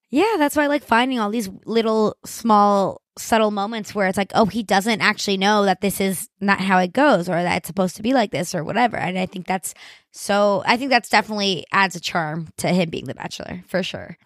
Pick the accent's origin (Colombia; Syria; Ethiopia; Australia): Colombia; now in New York, United States; I'm Hispanic. I'm from Colombia. Us Latinos, we're a very religious people.